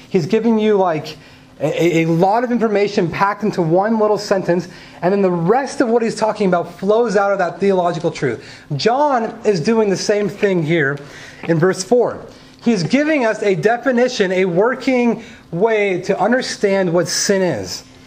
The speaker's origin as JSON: {"language": "English", "region": "California", "country": "United States", "tie": "born or raised there", "said": "I grew up in California where you can play outside 330 days of the year."}